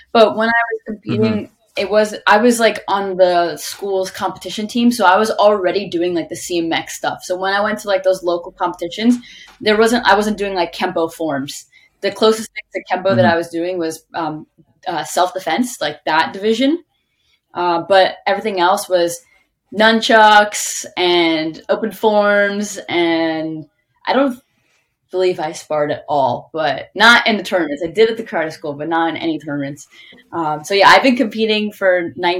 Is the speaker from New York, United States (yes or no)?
yes; Long Island, New York, United States; I'm from Long Island, New York, and I've always been there all my life